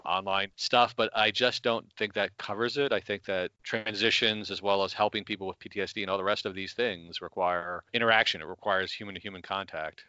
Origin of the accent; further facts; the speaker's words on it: United States; now in Canada; as an American living in Canada